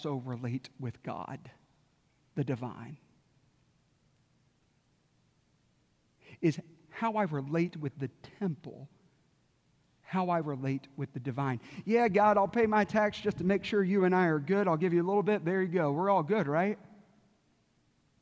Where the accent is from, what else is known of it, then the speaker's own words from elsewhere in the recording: South Carolina, United States; moved away; I grew up in South Carolina